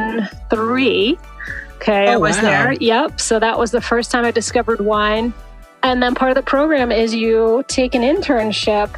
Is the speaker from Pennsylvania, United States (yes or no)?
no; Massachusetts, United States; moved away as an adult; also born or lived in Northern California; now in California, United States; I grew up on the East Coast in Massachusetts